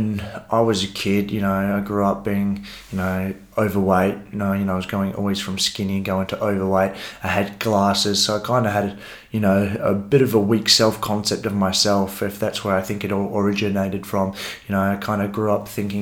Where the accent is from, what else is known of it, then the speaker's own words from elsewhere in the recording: Rockingham, Western Australia, Australia; We grew up in Coolangup